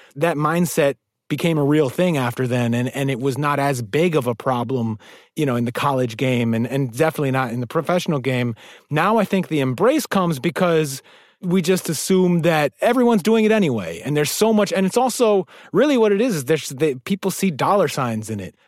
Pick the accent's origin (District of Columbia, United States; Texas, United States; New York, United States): New York, United States; New York City; as a New Yorker